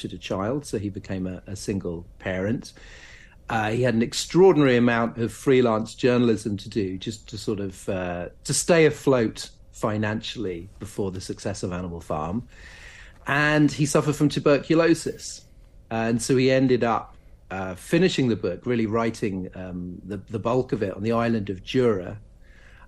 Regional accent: London, United Kingdom; also born or lived in Norwich; I was born in Norwich and grew up in southeast London, and I now live in North London.

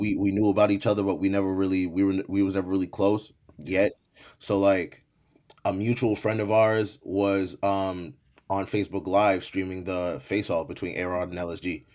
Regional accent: Malden, Massachusetts, United States; first language English; also born or lived in Haiti; grew up in the projects for a little bit until I wanna say I was around, like, seven years old, then we moved into a middle class home, uh, out in Malden, Massachusetts

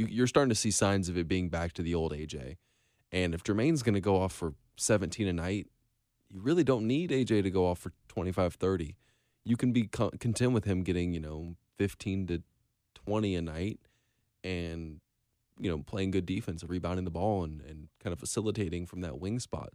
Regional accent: Irmo, South Carolina, United States; I'm from, I'm from Irmo

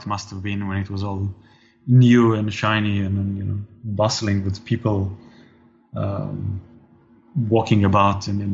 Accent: Israel; growing up in Israel

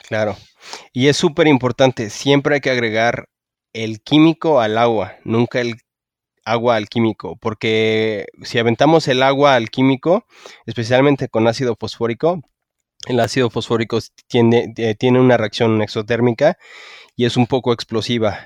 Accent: Mexico; soy muy mexicano

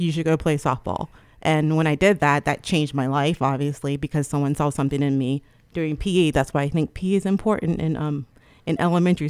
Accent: Trenton, New Jersey, United States

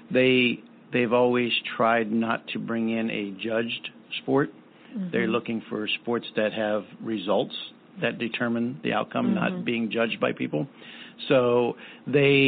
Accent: East Coast, United States; moved away; I grew up on the East Coast.

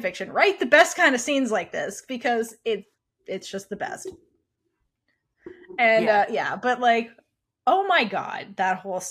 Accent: East Coast, United States; I grew up on the East Coast.

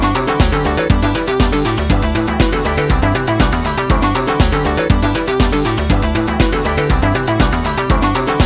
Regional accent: southern West Virginia, United States; I'm from the coal fields of southern West Virginia. You can probably tell by my accent

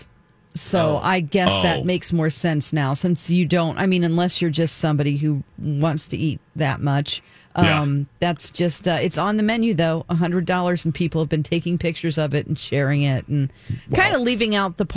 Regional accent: California, United States; I'm a Californian

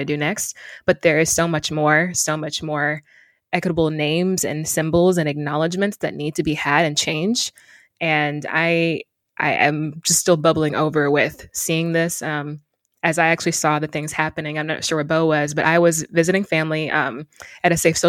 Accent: Mississippi, United States; also born or lived in Detroit, United States; So my identity is part Northerner, originally from Detroit, Michigan. But I grew up mostly in Mississippi.

